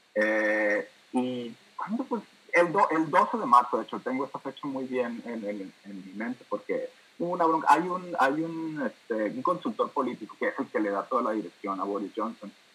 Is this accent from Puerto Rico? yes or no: no; Hermosillo, Sonora, Mexico; moved away as an adult; also born or lived in Monterrey, Mexico; now in London, United Kingdom; nacido y criado en Hermosillo por 20 años